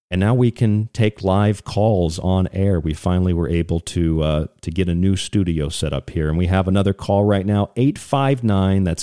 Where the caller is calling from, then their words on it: Kentucky, United States; I'm calling from Kentucky.